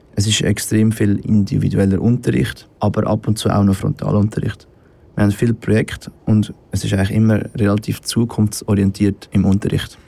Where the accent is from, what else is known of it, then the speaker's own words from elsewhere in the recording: Nesselnbach, Aargau, Switzerland; ich komme aus Nesselbach